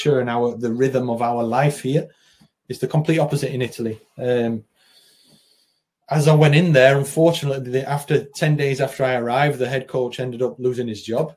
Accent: the north of England, United Kingdom; moved away as an adult; also born or lived in Spain; growing up in Northern England, playing in Northern England as a kid and then into my early 20s

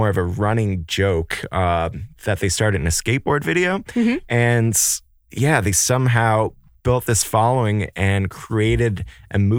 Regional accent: Port au Choix, Newfoundland and Labrador, Canada; moved away; I'm from Newfoundland myself

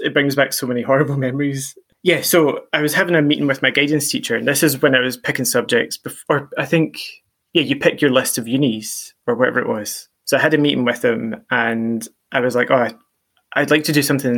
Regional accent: Ayr, Scotland, United Kingdom; moved away; I grew up in Ayr

